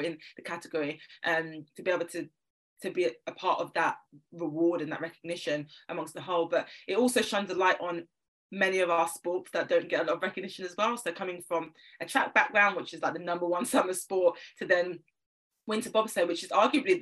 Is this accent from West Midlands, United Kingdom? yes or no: no; London, United Kingdom; I'm from South London, so any Londoner you'll know in the UK, specific areas are very important to mention because we are all very different. I live in North London now, but I'm a South Londoner at heart